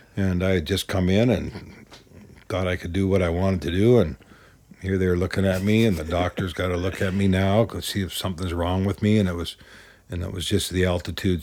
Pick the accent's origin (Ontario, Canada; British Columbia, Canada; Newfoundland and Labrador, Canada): British Columbia, Canada; Vancouver; moved away; I grew up in East Vancouver